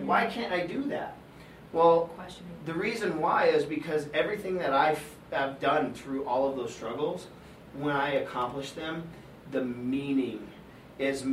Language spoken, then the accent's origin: English; Colorado, United States; I'm from Colorado